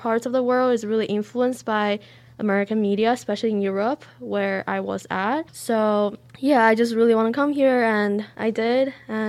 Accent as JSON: {"language": "English", "country": "China", "also_born_or_lived": "Sweden", "lives_now": "United States", "said": "I am a freshman. I am from China, and I actually studied in Sweden before coming to the U.S."}